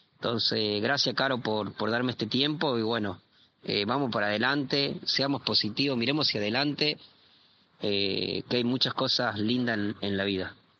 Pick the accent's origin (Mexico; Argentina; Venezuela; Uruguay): Argentina; Córdoba; also born or lived in southern Argentina; now in Chile; yo soy cordobés, eh, actualmente estoy viviendo en Chile, eh, viví en el sur de Argentina también